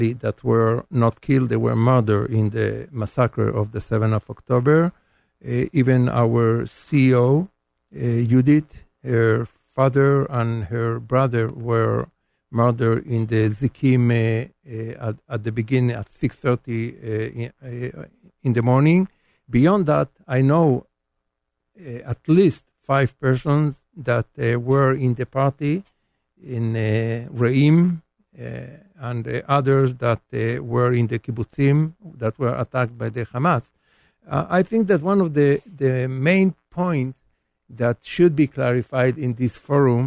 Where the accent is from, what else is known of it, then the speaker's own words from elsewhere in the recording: Israel; I have as a citizen of Israel.